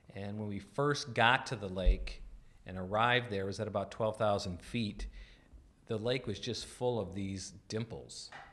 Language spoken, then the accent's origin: English; North Dakota, United States; I grew up in North Dakota